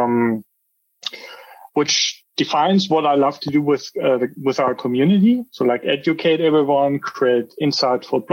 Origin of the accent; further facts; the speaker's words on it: Austria; moved away as an adult; now in Nuremberg, Germany; I'm originally from Austria. I moved to Germany 8 years ago, roundabout. So I'm living in the Nuremberg area